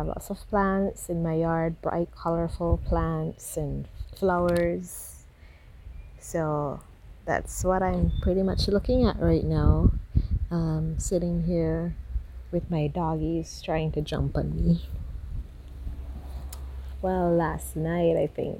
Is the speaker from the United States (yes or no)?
no; Belize; I am from Belize, Central America